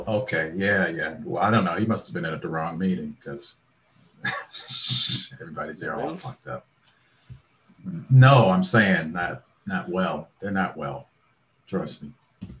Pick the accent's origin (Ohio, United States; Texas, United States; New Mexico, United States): Ohio, United States; Cleveland; I'm from Cleveland, Ohio. I was born in Cleveland, Ohio, on the east side of Cleveland, Ohio.